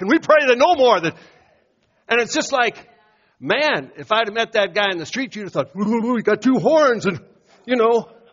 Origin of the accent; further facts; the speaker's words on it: Iowa, United States; moved away; I'd walk in my hometown